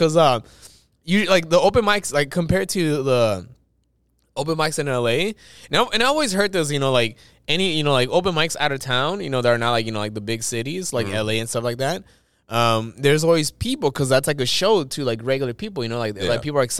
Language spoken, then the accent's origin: English; Los Angeles, California, United States; I was born in East L.A.